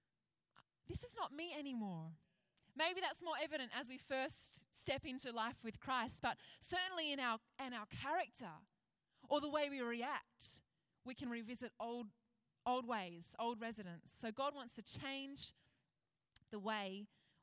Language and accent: English; Penrith, New South Wales, Australia; When I was a kid, I grew up out west. I grew up in Penrith